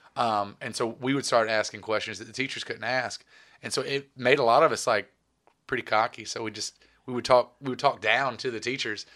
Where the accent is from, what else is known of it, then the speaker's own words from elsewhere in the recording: Reidsville, North Carolina, United States; I'm from Reedsville, North Carolina